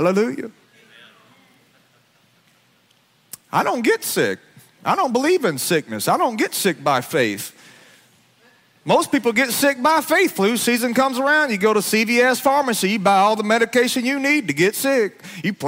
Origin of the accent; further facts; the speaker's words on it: Alabama, United States; I grew up in Alabama